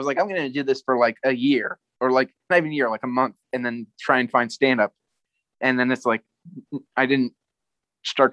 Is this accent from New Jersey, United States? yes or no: yes; New Jersey, United States; I'm from New Jersey